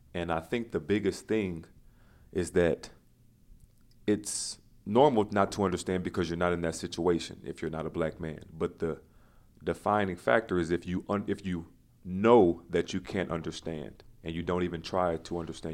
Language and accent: English; Louisiana, United States; being a black man in America and growing up in Louisiana